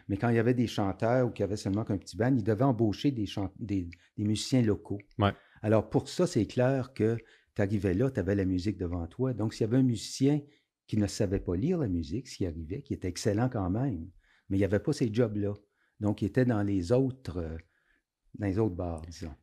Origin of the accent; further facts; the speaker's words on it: Aylmer, Quebec, Canada; je viens d'Elmer, donc je connaissais le Chaudière